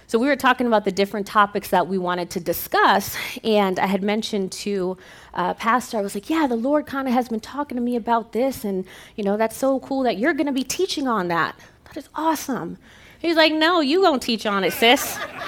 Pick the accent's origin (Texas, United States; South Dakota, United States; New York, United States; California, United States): New York, United States; now in Arizona, United States; I'm from New York. And so when I moved to Arizona, they basically had to retrain me how to speak, because I would say things like talk and coffee and chocolates